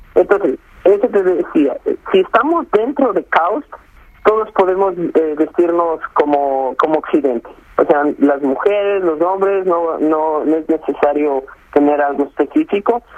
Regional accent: Ecuador; moved away as an adult; now in Saudi Arabia; Yo soy el único ecuatoriano registrado en una universidad eh, aquí en Arabia Saudita.

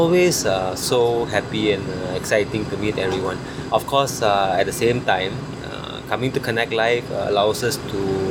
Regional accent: Kuala Lumpur, Malaysia; from Kuala Lumpur in Malaysia.

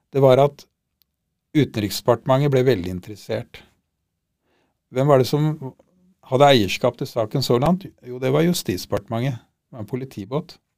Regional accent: Norway; vi er nordmenn

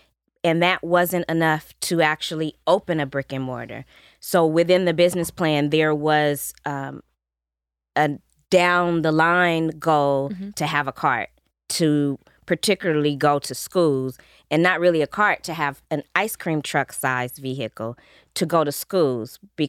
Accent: Carson, California, United States; I grew up in Carson.

